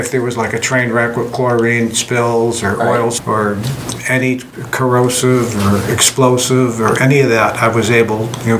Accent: Hartford, Connecticut, United States; Yeah, born in Hartford, Connecticut.

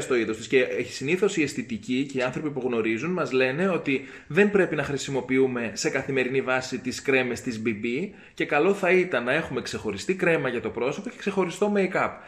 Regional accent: Greece; ήμουν περήφανο που είμαι Έλληνα

